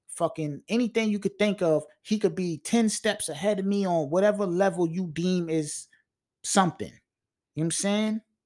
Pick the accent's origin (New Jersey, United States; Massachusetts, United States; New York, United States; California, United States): New York, United States; Long Island; I'm from L I, man. And, and I represent that.